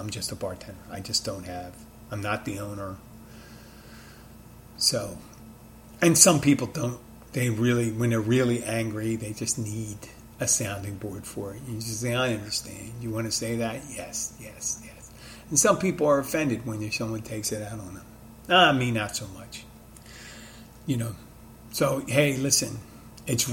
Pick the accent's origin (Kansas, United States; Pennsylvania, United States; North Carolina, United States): Pennsylvania, United States; Philadelphia; now in Key Largo, United States; my hometown of Philadelphia, my adopted town of Key Largo